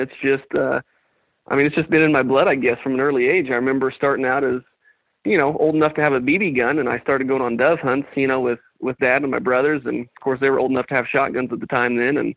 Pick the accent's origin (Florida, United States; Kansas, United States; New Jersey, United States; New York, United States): Kansas, United States; I grew up in Kansas